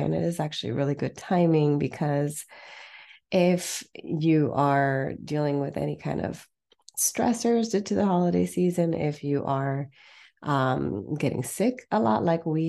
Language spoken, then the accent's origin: English; San Fernando Valley, California, United States; I'm from the Valley too